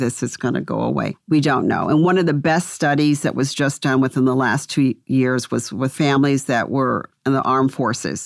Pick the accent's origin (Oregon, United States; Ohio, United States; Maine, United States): Ohio, United States; Cleveland; I grew up around Cleveland Clinic and went to elementary school to first grade.